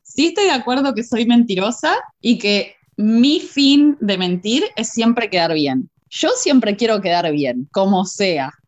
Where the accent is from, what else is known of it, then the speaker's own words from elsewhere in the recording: Uruguay; yo también soy uruguaya y venimos más o menos criadas de lo mismo